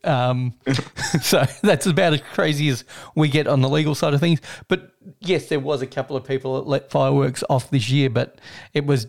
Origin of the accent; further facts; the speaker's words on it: Australia; In my hometown, it used to be go to the pub, but of course. We don't actually have a standalone pub left in the town